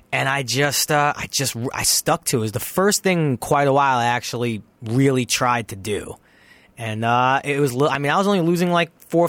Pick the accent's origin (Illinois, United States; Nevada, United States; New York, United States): New York, United States; New York City; moved away as an adult; also born or lived in Toluca Lake, Los Angeles; now in Los Angeles, United States; I'm Italian from Brooklyn